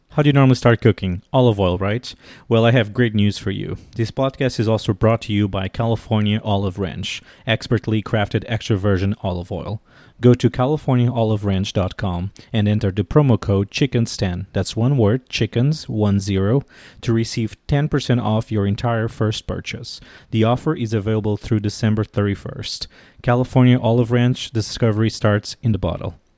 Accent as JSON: {"language": "English", "country": "Portugal", "moved": "as an adult", "lives_now": "Washington, D.C., United States", "said": "I'm originally from Portugal and I've been living in Washington, D.C. for the last nine years"}